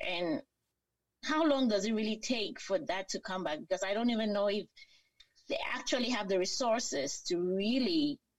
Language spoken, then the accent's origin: English; Cameroon; now in United States; Being that we're all from Cameroon